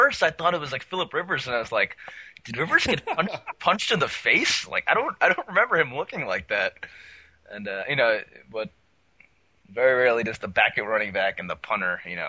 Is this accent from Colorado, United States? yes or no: no; New York, United States; I'm from New York.